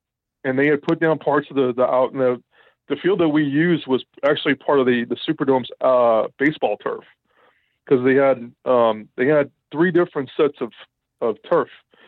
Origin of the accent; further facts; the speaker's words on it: New Orleans, Louisiana, United States; Growing up in New Orleans